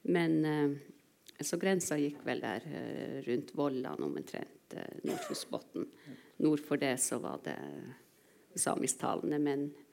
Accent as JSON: {"language": "Norwegian", "region": "Indre Troms", "country": "Norway", "tie": "born or raised there", "also_born_or_lived": "Kautokeino", "first_language": "Northern Sami", "said": "jeg var to år da jeg flytta fra Kautokeino til Indre Troms"}